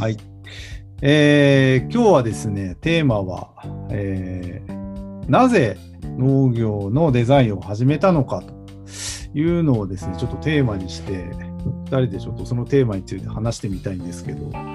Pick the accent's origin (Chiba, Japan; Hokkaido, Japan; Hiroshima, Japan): Hokkaido, Japan; Tokachi; 北海道十勝っていうところに僕は生まれ育って